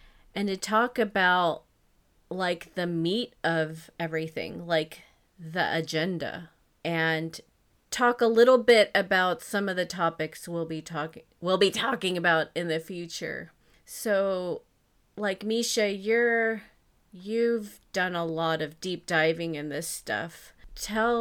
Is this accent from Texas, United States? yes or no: yes; Texas, United States; moved away as an adult; now in Europe; I'm from Texas, but I moved to Europe in 2019.